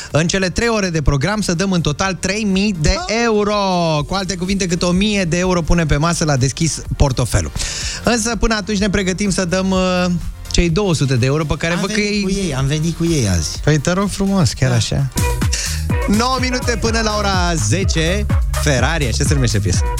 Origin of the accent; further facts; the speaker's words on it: Bucharest, Romania; Din București.